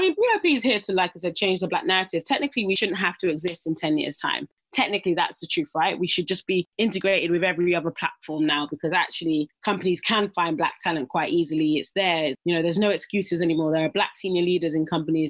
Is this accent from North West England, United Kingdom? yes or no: no; Dagenham, London, United Kingdom; I grew up in Dagenham